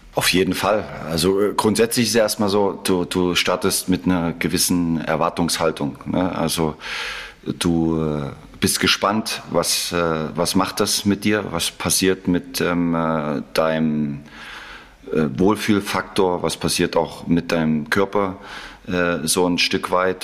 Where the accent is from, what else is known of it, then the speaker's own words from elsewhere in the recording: Leipzig, Saxony, Germany; moved away as an adult; also born or lived in Mainz / Salzburg / Mönchengladbach / Dortmund; Das ist meine Heimat. Ich bin äh, in Leipzig geboren, habe 19, 20 Jahre dort äh, gelebt, bin aufgewachsen